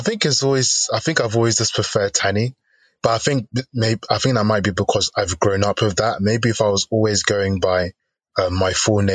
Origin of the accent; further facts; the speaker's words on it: Nigeria; I'm Nigerian, so I'm part of the Yoruba tribe.